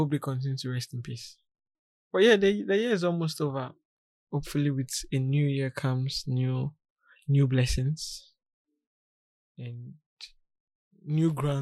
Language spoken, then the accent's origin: English; Ghana; me being a Ghanaian